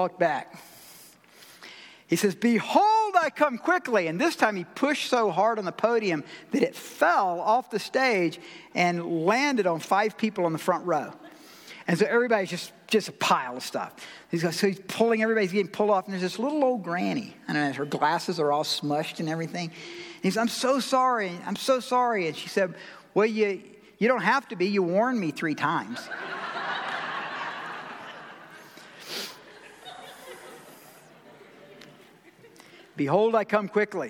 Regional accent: Georgia, United States; I'm from Georgia

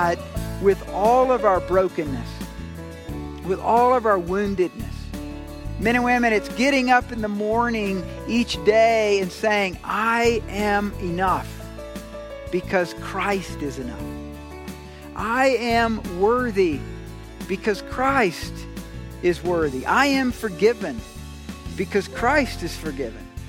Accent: Georgia, United States; now in Colorado Springs, United States; I'm from Georgia

